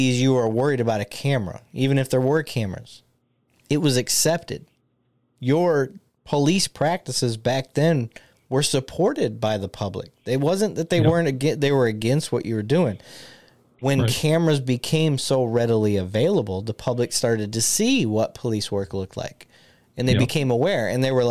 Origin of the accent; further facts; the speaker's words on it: Flint, Michigan, United States; now in Dallas-Fort Worth, United States; I grew up in Michigan that's surrounded by the Great Lakes